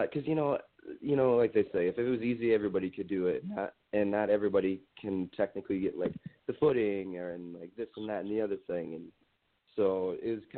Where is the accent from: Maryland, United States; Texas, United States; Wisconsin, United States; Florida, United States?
Wisconsin, United States; also born or lived in Minnesota; I'm originally from Wisconsin. Growing up, there was nothing here.